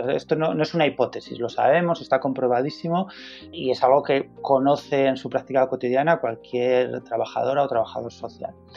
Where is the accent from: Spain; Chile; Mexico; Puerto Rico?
Spain